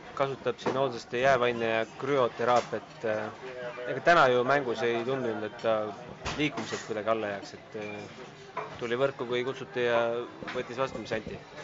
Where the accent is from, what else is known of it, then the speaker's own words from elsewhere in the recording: Estonia; oleme Eestist